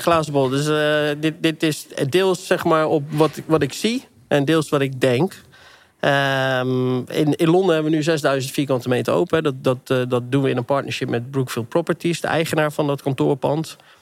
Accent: Netherlands; we inderdaad als Nederlander

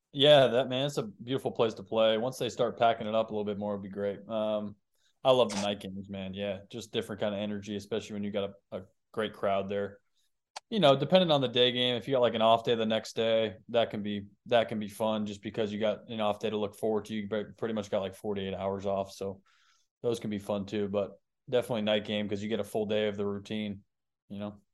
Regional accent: Boston, Massachusetts, United States; I grew up in Boston, so I would go to Boston games growing up

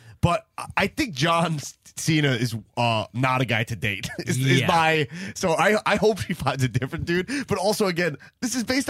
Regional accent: Long Island, New York, United States; I'm from Long Island, not Staten Island.

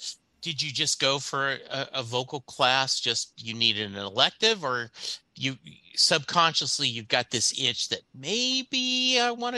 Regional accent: Louisiana, United States; also born or lived in Kentucky; Growing up in Louisiana and Kentucky, the Baptist church would have the volleyball nets, and I was never good at it.

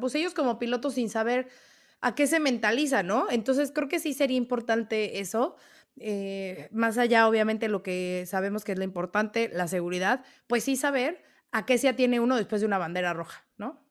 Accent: Venezuela; now in Buenos Aires, Argentina; soy venezolana, pero vivo en Buenos Aires

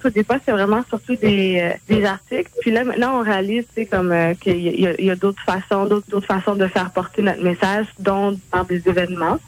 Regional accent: Montreal, Quebec, Canada; also born or lived in Terrebonne; j'ai grandi initialement à Montréal, environ la première moitié de ma vie.

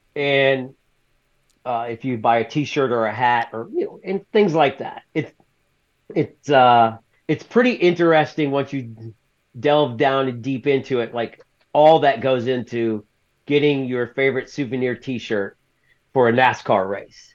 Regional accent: the South, United States; I'm from the South, so I was raised in the South

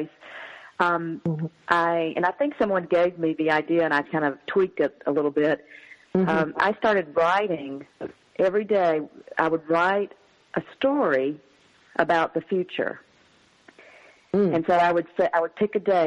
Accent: the South, United States; growing up in the South as a woman

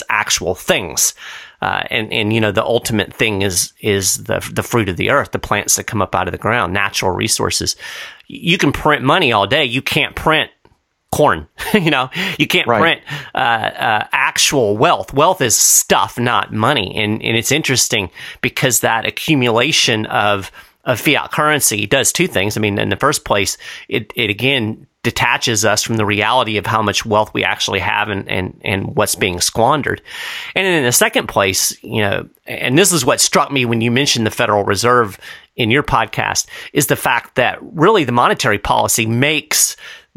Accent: United States; as an American

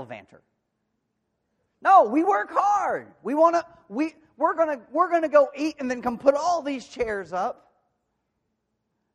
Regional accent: De Queen, Arkansas, United States; moved away; my hometown, Daquin, Arkansas

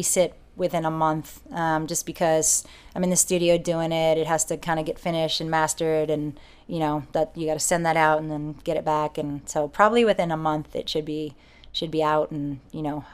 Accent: New Jersey, United States; also born or lived in San Francisco; now in San Diego, United States; I grew up in Jersey

